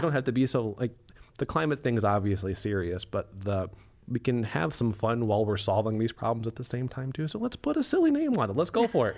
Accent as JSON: {"language": "English", "region": "Wisconsin", "country": "United States", "said": "we're from Wisconsin"}